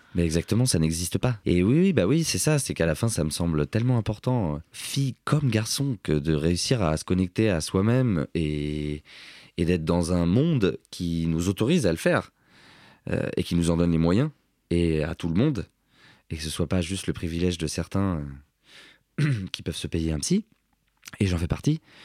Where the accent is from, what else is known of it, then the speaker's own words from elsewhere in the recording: Cergy, Île-de-France, France; je viens de Sergi